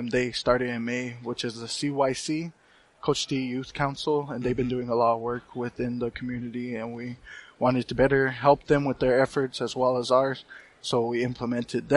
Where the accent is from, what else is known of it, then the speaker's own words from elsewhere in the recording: Cochiti Pueblo, New Mexico, United States; I'm originally from Cochiti Pueblo, which is my tribe, and It's also the city which I live